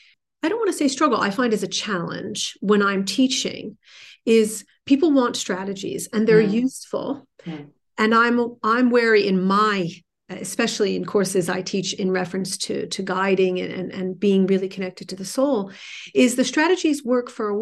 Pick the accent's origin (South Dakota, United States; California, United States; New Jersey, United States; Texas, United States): New Jersey, United States; I'm from New Jersey. We speak a mile a minute.